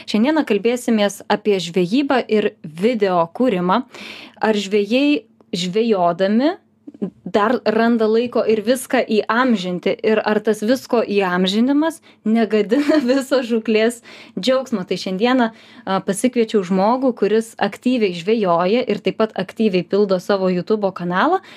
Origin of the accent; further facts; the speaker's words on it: Lithuania; mes, lietuviai, esam visiškai unikalūs ir skirtiniai.